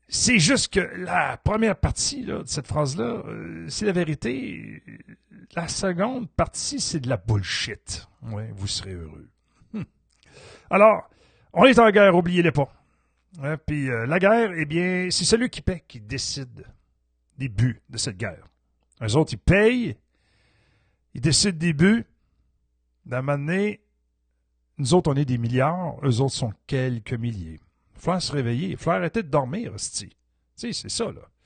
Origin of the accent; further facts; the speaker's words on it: Quebec, Canada; je suis un Québécois